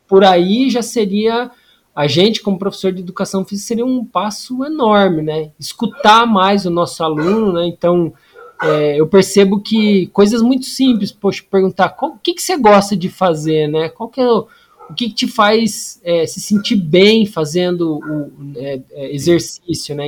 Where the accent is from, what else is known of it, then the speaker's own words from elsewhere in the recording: Paraná, Brazil; moved away as an adult; also born or lived in Curitiba; now in Natal, Brazil; eu sou do Paraná